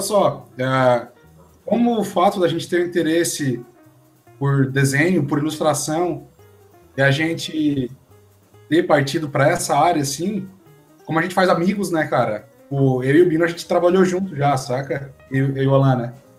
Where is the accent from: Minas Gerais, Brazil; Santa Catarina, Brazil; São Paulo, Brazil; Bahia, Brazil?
Santa Catarina, Brazil; Criciúma; sou de Criciúma também